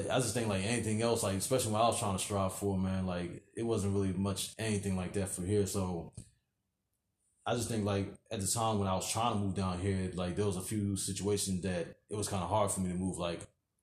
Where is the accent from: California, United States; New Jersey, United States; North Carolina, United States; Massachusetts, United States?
New Jersey, United States; moved away as an adult; now in Virginia, United States; like till I was like 19, and then that's when me and my mother and my sister we moved out of out of Jersey